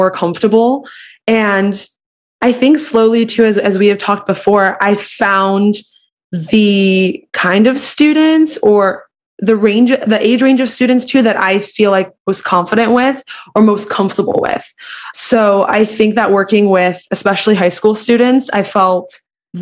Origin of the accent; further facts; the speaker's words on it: Philadelphia, Pennsylvania, United States; growing up, I'm from Philly